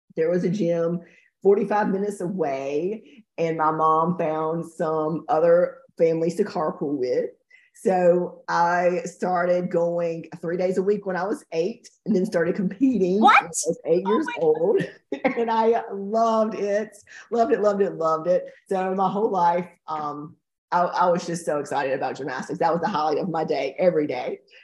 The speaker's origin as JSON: {"language": "English", "town": "Fairmont", "region": "North Carolina", "country": "United States", "tie": "born or raised there", "said": "We're from Fairmont, which is a really small town"}